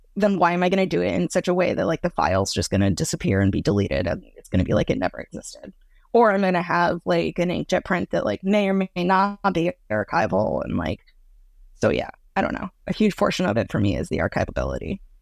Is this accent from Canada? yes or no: no; Boston, Massachusetts, United States; I grew up in Boston, Massachusetts